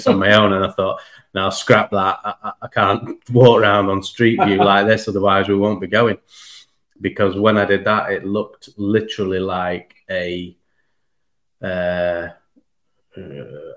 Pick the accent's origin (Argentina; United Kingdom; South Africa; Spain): United Kingdom; I would say I was British.